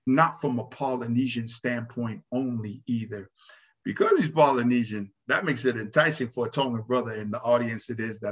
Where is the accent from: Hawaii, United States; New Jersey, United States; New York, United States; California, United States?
California, United States; Pomona; growing up in Pomona, California